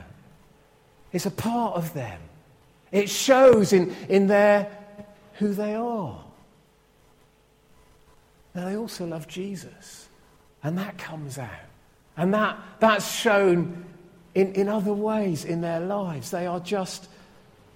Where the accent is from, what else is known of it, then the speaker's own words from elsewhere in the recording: Scotland, United Kingdom; I'm a Scot.